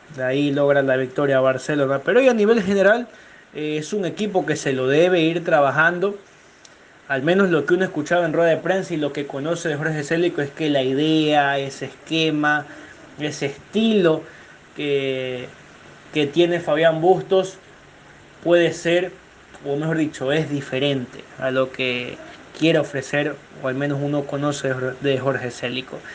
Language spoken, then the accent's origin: Spanish; Ecuador; como ecuatorianos